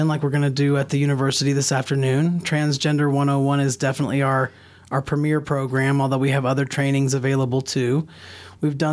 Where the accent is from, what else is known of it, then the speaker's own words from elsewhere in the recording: the southeastern United States, United States; now in New Mexico, United States; I'm from the South, which means down here, but actually Dixie, right? I'm a white person, so I was really just brought up in the dominant culture in the southeastern United States